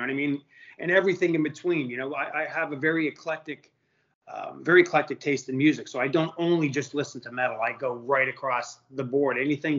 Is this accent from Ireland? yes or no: no; Montreal, Quebec, Canada; I think I started when I was 9 up in Montreal. You know, being in a Canadian yourself